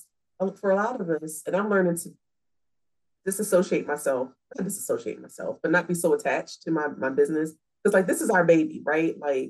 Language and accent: English; Philadelphia, Pennsylvania, United States; I'm from Philly.